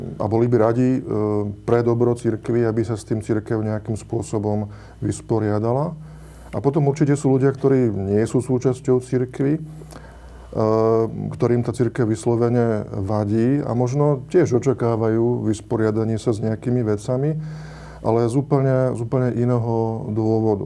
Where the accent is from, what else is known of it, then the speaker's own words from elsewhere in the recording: Slovakia; u nás e, na Slovensku